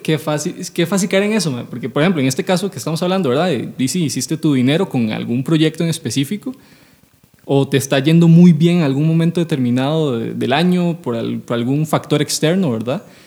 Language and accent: Spanish; San José, Costa Rica; nosotros somos de San José